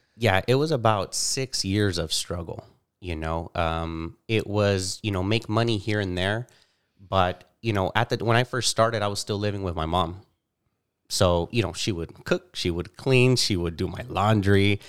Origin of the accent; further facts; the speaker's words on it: Bakersfield, California, United States; I was born and raised here in Bakersfield